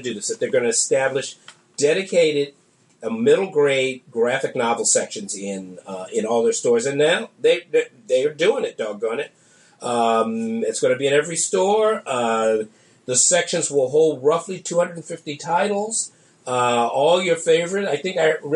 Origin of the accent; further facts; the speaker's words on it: Washington, District of Columbia, United States; my hometown